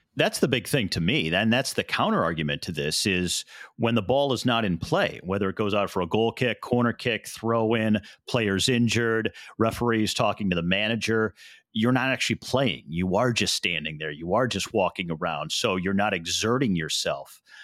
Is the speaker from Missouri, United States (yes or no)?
yes; St. Louis, Missouri, United States; yours and my hometown of Saint Louis